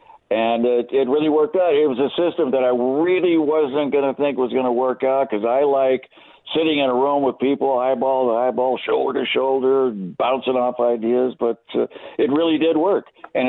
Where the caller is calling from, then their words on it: London, United Kingdom; I'm in London. I live in London, and I'm looking at clear blue skies, about 72 degrees.